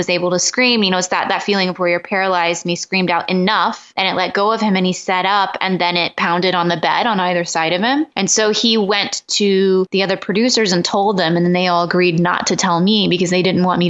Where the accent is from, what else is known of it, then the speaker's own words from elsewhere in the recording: the South, United States; I was raised in the South in a Pentecostal church